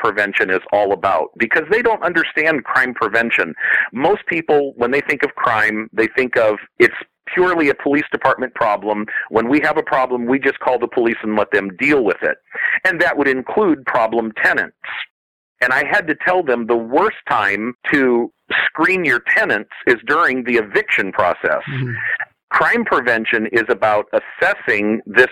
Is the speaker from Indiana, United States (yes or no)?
yes; South Bend, Indiana, United States; moved away; My hometown in South Bend, Indiana